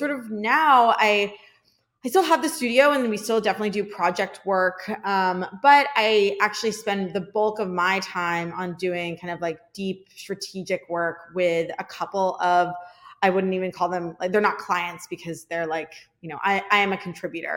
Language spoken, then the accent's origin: English; outside of Philadelphia, Pennsylvania, United States; I was born in right outside of Philadelphia, Pennsylvania.